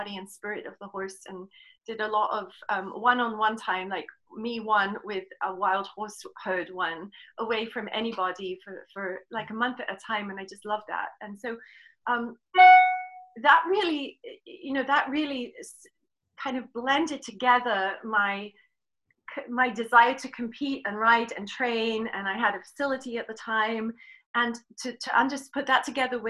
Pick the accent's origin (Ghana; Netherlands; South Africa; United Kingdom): United Kingdom; England; moved away as an adult; now in United States; I'm from England, and I was born, grew up in England